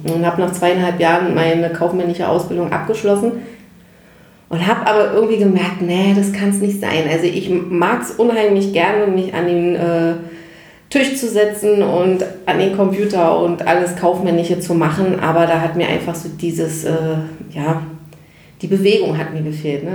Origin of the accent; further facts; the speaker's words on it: Berlin, Germany; also born or lived in Warnemünde; bin halt ein klassisches Berliner Kind. Und Berlin ist einfach meine Heimat und äh, bin da groß geworden